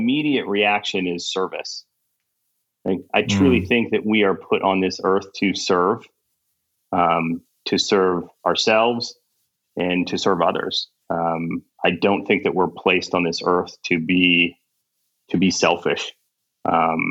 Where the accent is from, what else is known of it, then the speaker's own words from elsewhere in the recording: Kansas, United States; moved away as an adult; also born or lived in Egypt / Caribbean / Thailand / India; I'm originally from Kansas and grew up in the Midwest.